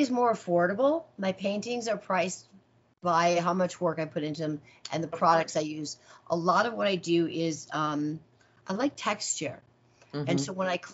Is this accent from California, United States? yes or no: no; Rockford, Illinois, United States; now in Las Vegas, United States; I grew up in Rockford, Illinois